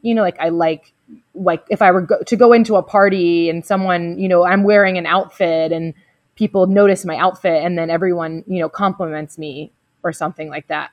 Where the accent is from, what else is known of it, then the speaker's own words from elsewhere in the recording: the South, United States; I'm also from the South, you know, and so being really nice and open to people is kind of a part of the culture down here